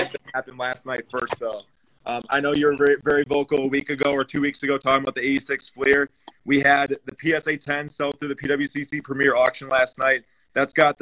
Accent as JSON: {"language": "English", "town": "Milwaukee", "region": "Wisconsin", "country": "United States", "said": "We're from Milwaukee here"}